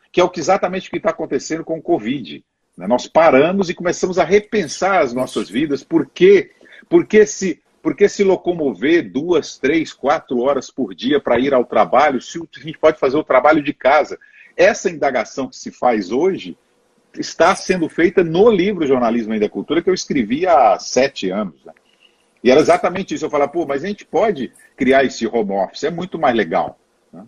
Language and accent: Portuguese; Belo Horizonte, Minas Gerais, Brazil; moved away as an adult; also born or lived in Montes Claros, Brazil / Rio de Janeiro, Brazil / Brasília, Brazil / São Paulo, Brazil; now in Boca Raton, United States; Sou, sou do norte de Minas. Eu nasci lá no norte de Minas e fui muito cedo viver em Belo Horizonte